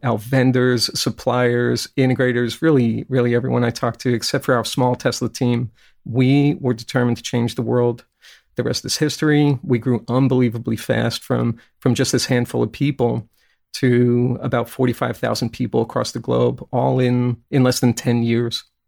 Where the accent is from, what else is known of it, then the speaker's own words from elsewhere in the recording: Brooklyn, New York, United States; also born or lived in Kentucky; now in California, United States; When I was a kid growing up in Brooklyn